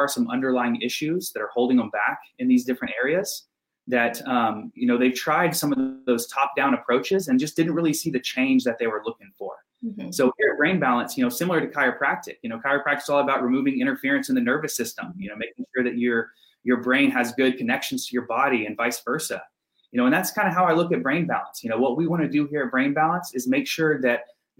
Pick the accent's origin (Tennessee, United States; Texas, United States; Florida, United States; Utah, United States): Texas, United States; moved away as an adult; I moved up here from Texas. That's where I'm from originally.